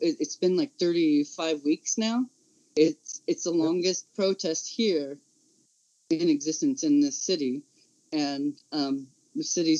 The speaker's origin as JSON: {"language": "English", "region": "California", "country": "United States", "said": "This California is red state. This is Trumplandia. I come from the Central Valley. This is nothing like San Francisco. And this is nothing like LA."}